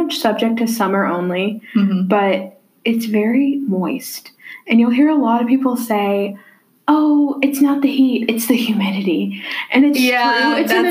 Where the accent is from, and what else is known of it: Tennessee, United States; born or raised there